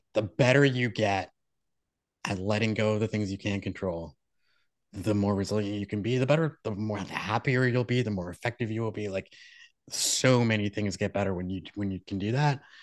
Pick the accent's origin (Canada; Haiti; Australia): Canada; Moncton, New Brunswick; where I was born in Moncton, New Brunswick